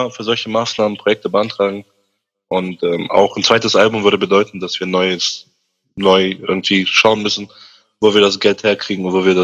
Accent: Nordheim, Germany; ich komme aus Nordheim

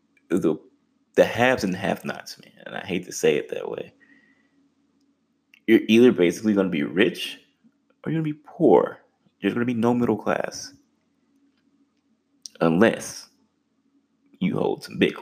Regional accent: Texas, United States; I'm from Texas

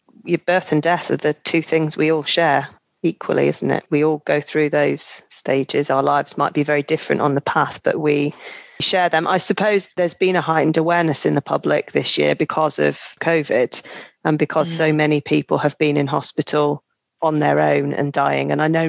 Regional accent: United Kingdom; And I suppose culturally it is part of it in the UK. We're very British stiff upper lip.

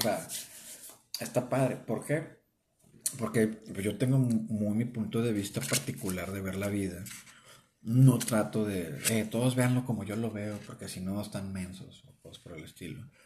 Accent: northern Mexico, Mexico; accent: norteño; nuestro acento pues, es muy norteño de acá de, de México

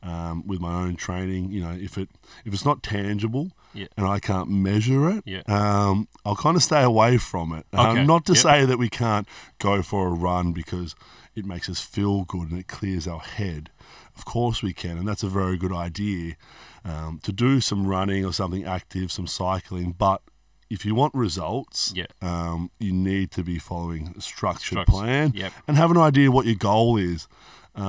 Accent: Hobart, Tasmania, Australia; moved away as an adult; now in Melbourne, Australia; So I'm from Hobart, Tasmania, originally. It's a bit of a quiet place.

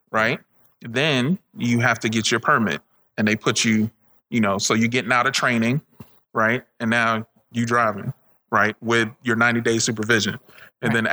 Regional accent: Jamaica; I'm from Jamaica.

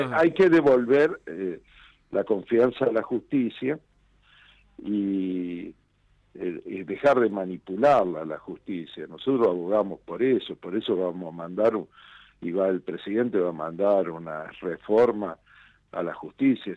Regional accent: Argentina; como argentino y ser humano

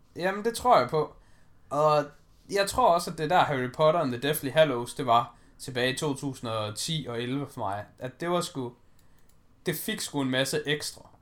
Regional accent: Denmark; vi er danskere

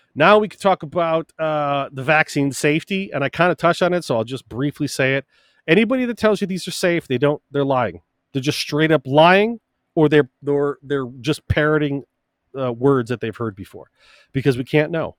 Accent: United States; as both an American born and bred and a Christian

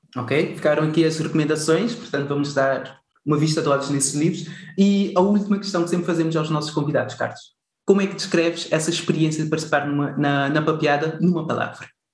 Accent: Cape Verde; como bons cabo-verdianos que somos

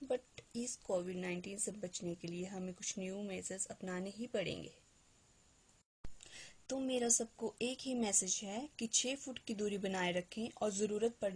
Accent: Himachal Pradesh, India; now in Chandigarh, India; मेरा home town Himachal में है मैं यहाँ स्टडी के लिए चंडीगढ़ में पीजी में रहती हूँ

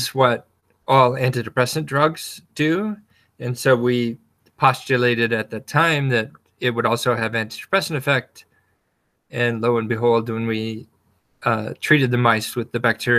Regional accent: Wyoming, United States; also born or lived in Jackson Hole, Wyoming / western Nebraska; I grew up surrounded by nature. I grew up in Wyoming

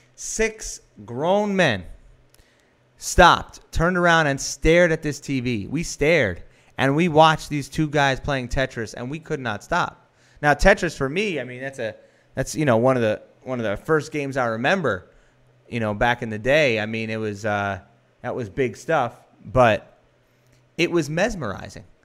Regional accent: New York, United States; I'm a New Yorker

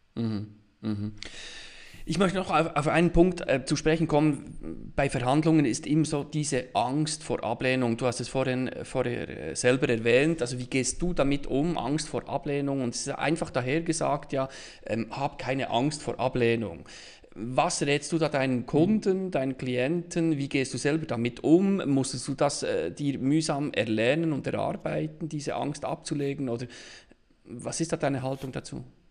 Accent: Bern, Switzerland; ich als Berner

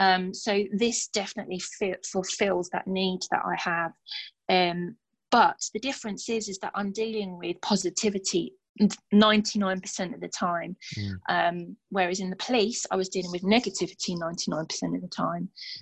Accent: Stevenage, East of England, United Kingdom; I'd only met a handful of them in my hometown of Stevenage.

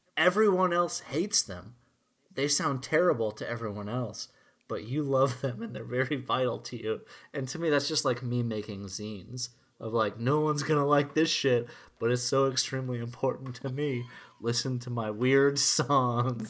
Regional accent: Minnesota, United States; as a Minnesotan

